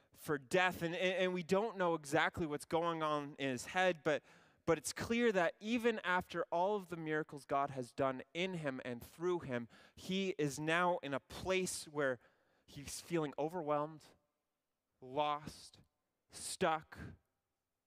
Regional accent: Ontario, Canada; I'm from Ontario

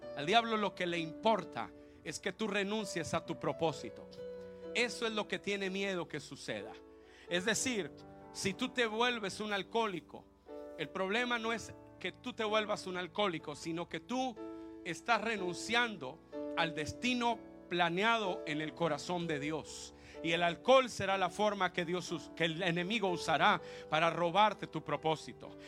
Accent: Mexico; como nosotros los mexicanos

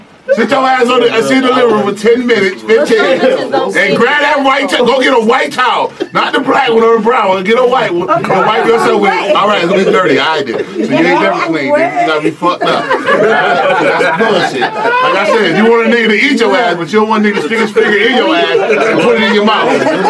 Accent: Kankakee, Illinois, United States; I'm from Kankakee.

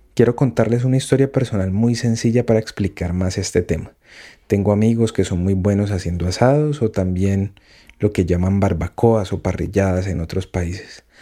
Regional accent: Colombia; mi país. Colombia.

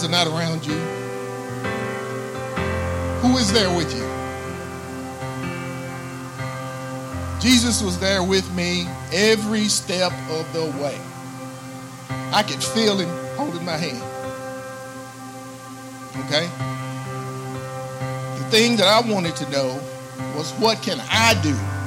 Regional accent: Ardmore, Oklahoma, United States; born and raised in Ardmore. Lived here all my life.

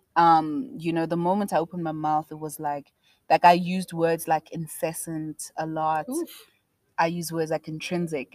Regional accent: South Africa; I was South African

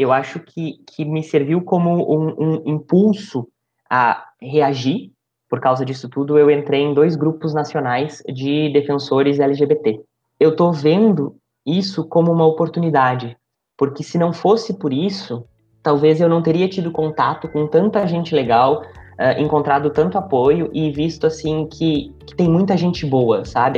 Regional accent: interior of Rio Grande do Sul, Brazil; also born or lived in Vera, Mato Grosso; now in Alta Floresta, Brazil; Eu, eu, eu venho do Rio Grande do Sul, eu venho do interior do Rio Grande do Sul

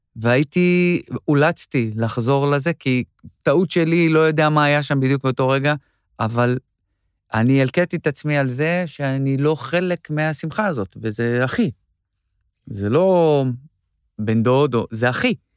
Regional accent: Yavne, Central District, Israel; moved away as an adult; now in Tel Aviv, Israel; אני גדלתי ביבנה

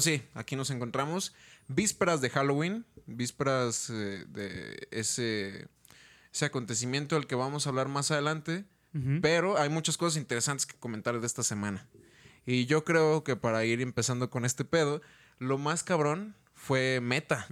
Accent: Mexico; somos mexicanos

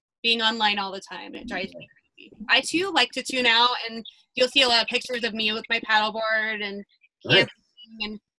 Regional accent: Windsor, Colorado, United States; now in Fort Collins, United States; I grew up in Windsor, Colorado.

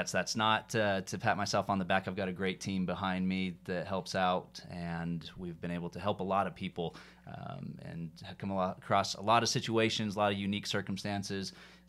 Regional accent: Atlanta, Georgia, United States; now in Utah, United States; So yeah, grew up as the extreme minority in my high school, and then I moved out to Utah and became quickly immersed in the majority and kind of blended in and lost what was my identity growing up in Atlanta and refound myself.

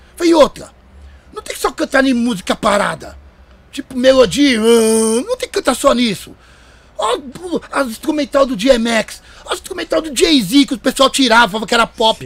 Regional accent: Carapicuíba, São Paulo, Brazil; o pessoal da minha quebrada em Carapicuíba

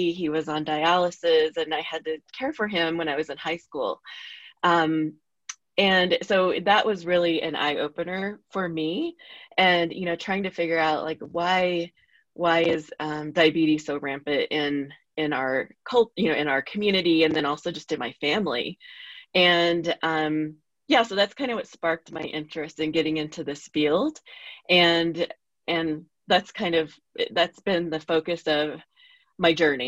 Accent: Oklahoma, United States; now in Albuquerque, United States; I'm from Oklahoma, but I live in New Mexico.

